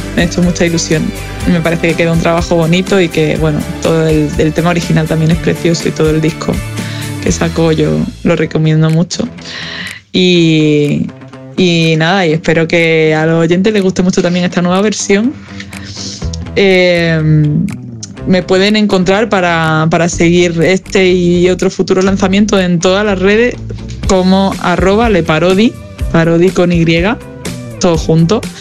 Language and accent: Spanish; southern Spain, Spain; now in Madrid, Spain; sur de España, que de donde vengo